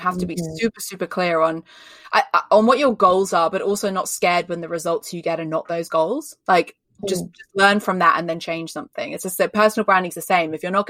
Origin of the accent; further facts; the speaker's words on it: Australia; now in United Kingdom; So if you can't tell from my accent, I live in the UK. I'm not from the UK, I'm Australian, but I live in the UK, so I sound really English.